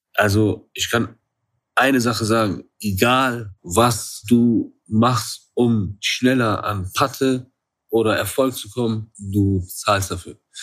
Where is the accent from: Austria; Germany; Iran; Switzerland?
Iran; aus meiner Kultur, da wo ich herkomme